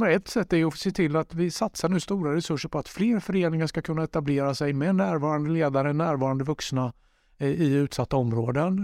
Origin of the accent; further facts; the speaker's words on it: Jönköping, Jönköping County, Sweden; moved away; also born or lived in Gothenburg; Jag är uppvuxen i Rosenlundshallen eh, i Jönköping